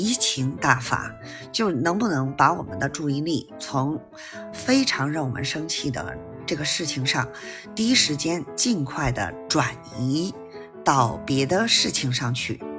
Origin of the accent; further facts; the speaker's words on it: Beijing, China; ，咱们下期节目再